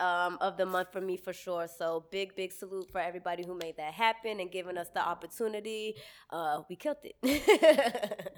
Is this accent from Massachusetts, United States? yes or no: yes; Cambridge, Massachusetts, United States; also born or lived in Boston; I'm from Cambridge technically, but I represent Boston